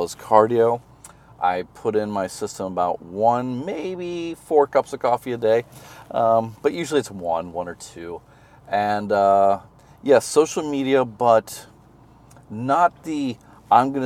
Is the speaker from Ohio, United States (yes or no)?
no; Missouri, United States; moved away as an adult; also born or lived in Japan; now in China; I'm from Missouri